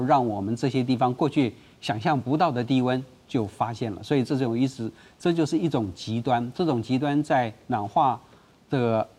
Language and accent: Chinese; Taiwan; 我们台湾人玩那个陀螺